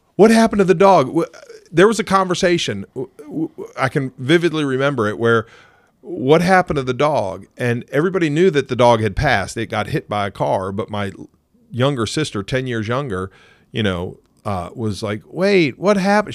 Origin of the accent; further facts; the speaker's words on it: United States; moved away; also born or lived in Ohio; I spent a lot of time growing up in Pennsylvania and Ohio